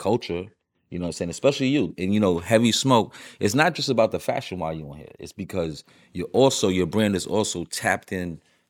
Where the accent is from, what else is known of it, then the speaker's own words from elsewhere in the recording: New York City, New York, United States; growing up in New York and being so many different cultures